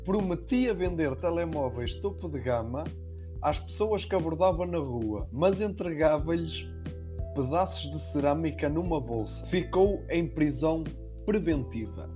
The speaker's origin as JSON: {"language": "Portuguese", "area": "Aveiro area", "region": "Aveiro District", "country": "Portugal", "said": "nós somos da zona de Aveiro"}